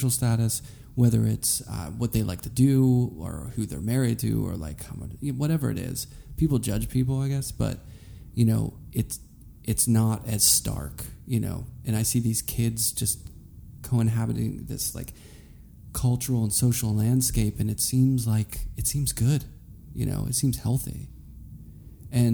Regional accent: Carnegie, Pennsylvania, United States; moved away; also born or lived in Pittsburgh; I grew up in Carnegie, but I would hang out downtown all the time and go to Oakland.

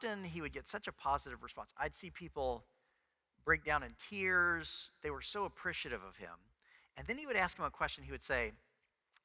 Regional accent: Texas, United States; I was from Texas

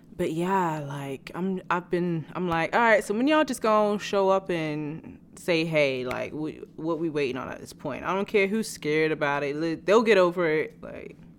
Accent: England, United Kingdom; also born or lived in New York; now in Los Angeles, United States; I still was born in England, born and raised.

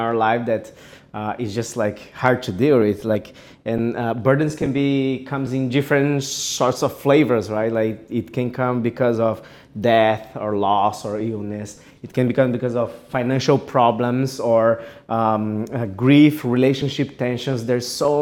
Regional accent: Japan; also born or lived in Brazil; I'm from Japan. I'm Brazilian Japanese.

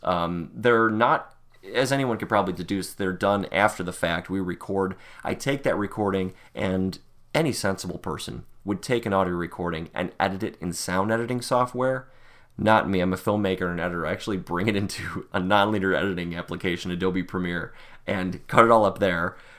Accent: Buffalo, New York, United States; I am a Buffalonian, probably like a lot of people listening to this. Born and raised in Western New York

